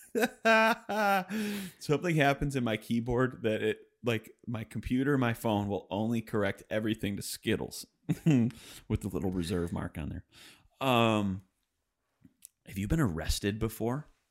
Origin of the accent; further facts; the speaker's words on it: suburb of Detroit, Michigan, United States; moved away; I'm from Detroit, which, it's a suburb of Detroit. It's twenty miles west.